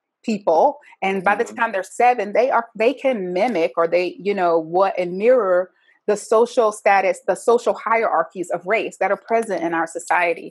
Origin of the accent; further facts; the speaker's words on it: the South, United States; me growing up in the South as an African-American